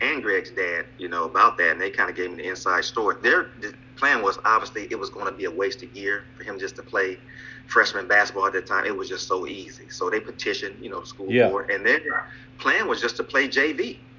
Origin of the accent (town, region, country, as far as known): Lima, Ohio, United States